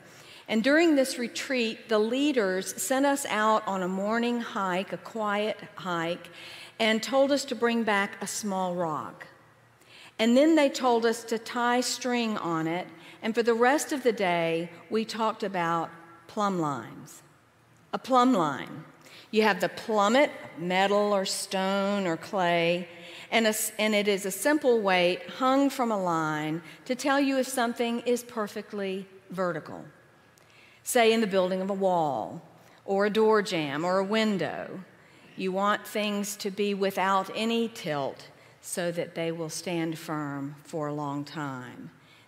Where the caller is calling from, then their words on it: Asheville, North Carolina, United States; I come to you from Asheville in the Diocese of Western North Carolina